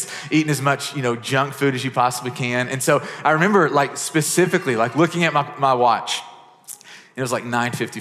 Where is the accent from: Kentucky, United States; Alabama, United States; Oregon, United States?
Kentucky, United States; Murray; the small town I grew up in Murray, Kentucky